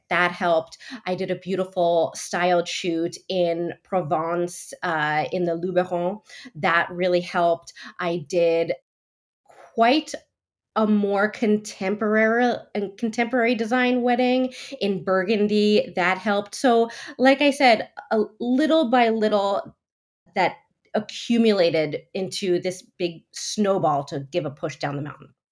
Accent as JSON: {"language": "English", "region": "New Jersey", "country": "United States", "also_born_or_lived": "New York City", "moved": "as an adult", "lives_now": "France", "said": "I'm originally from New Jersey, and I was living in, working in New York City prior to moving to France"}